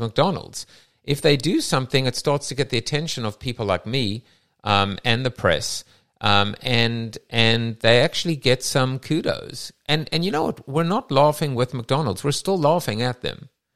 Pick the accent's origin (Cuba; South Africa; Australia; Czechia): South Africa; now in United States; myself as a South African